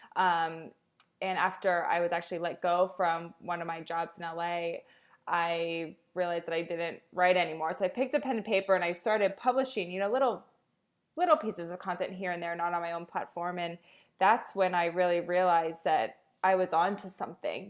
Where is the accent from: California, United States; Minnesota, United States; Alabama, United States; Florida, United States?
Florida, United States; South; moved away as an adult; also born or lived in Los Angeles; I'm from South Florida